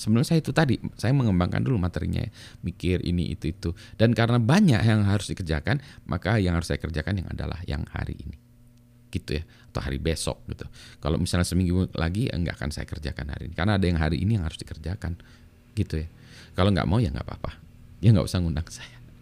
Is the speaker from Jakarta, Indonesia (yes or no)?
no; Bandung, West Java, Indonesia; moved away as an adult; also born or lived in Canada; saya besar di Bandung